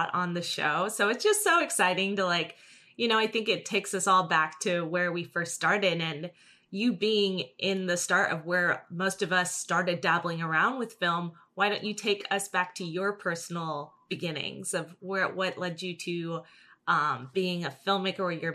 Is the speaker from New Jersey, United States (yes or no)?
yes; New Jersey, United States; now in Los Angeles, United States